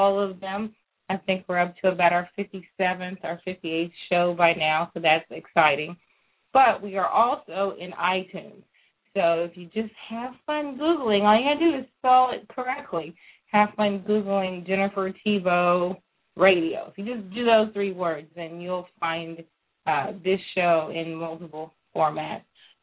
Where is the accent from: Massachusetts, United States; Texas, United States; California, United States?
Texas, United States; also born or lived in Louisiana; I grew up, for the most part, in Texas